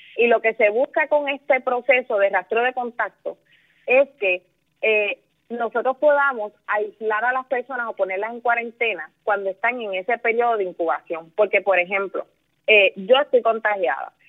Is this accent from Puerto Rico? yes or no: yes; Villalba, Puerto Rico; also born or lived in Ponce; yo nací en Ponce, pero yo me crié en Villalba, en el campo de Villalba